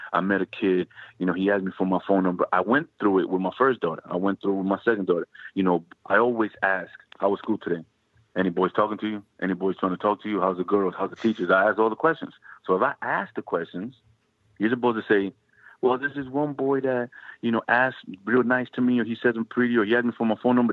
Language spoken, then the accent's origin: English; New Jersey, United States; growing up in Jersey.